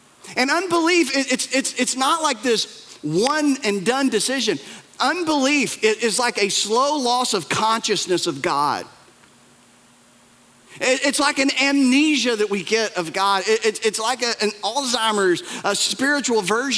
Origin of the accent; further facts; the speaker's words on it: Appalachia, United States; we're from the Bible Belt. We're from Appalachia. We're from the mountains